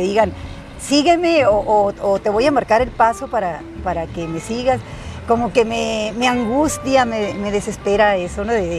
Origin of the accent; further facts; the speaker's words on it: Huatabampo, Sonora, Mexico; Y fue en Guatabampo, en mi tierra